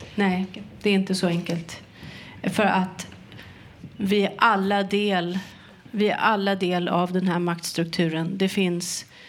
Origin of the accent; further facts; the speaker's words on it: Sweden; jag var ju svensk